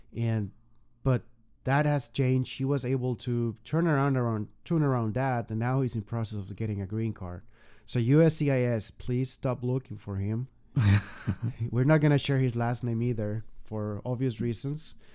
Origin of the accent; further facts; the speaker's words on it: Mexico; moved away as an adult; now in United States; been almost three years in the U.S. and we remember when we were back in Mexico